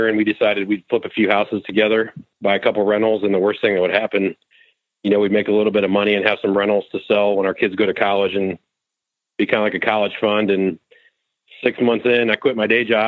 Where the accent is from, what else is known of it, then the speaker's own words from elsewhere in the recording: Indiana, United States; I grew up here in Indiana